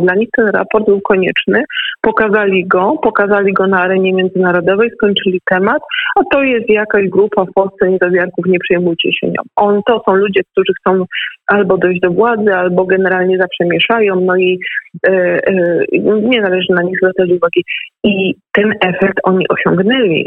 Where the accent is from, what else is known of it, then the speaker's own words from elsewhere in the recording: Lesser Poland, Poland; u nas w Małopolsce